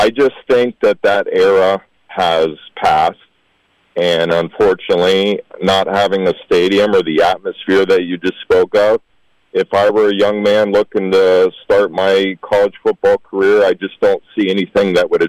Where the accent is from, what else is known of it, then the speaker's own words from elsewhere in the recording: Palm Beach County, Florida, United States; I'm 56 years old. I grew up here in Palm Beach County.